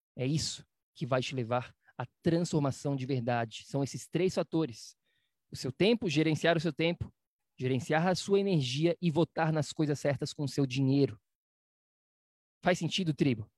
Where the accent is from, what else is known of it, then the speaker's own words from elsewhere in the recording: Florianópolis, Santa Catarina, Brazil; moved away; na minha cidade natal chamada Florianópolis